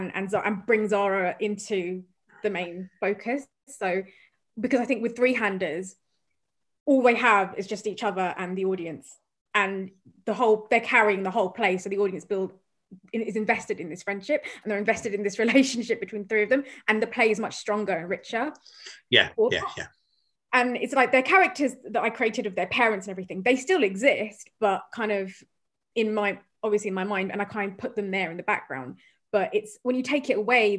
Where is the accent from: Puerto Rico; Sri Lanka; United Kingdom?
United Kingdom; Croydon, London; growing up in Croydon and South London